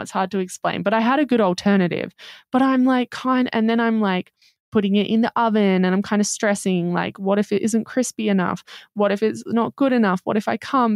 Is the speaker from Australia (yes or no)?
yes; Australia; We're Australian.